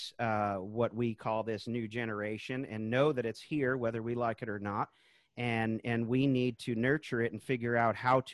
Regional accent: Charlottesville, Virginia, United States; here in my hometown now, Charlottesville, Virginia.

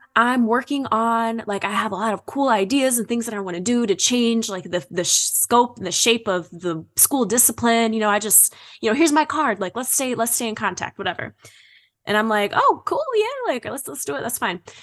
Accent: Holt, Michigan, United States; moved away; I grew up in Michigan. I'm from Holt, Michigan

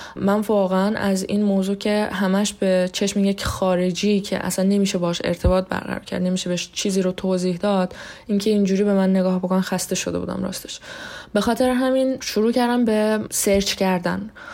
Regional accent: Iran; moved away as an adult; now in Moscow, Russia; من توی ایران به دنیا آمدم توی ایران بزرگ شدم

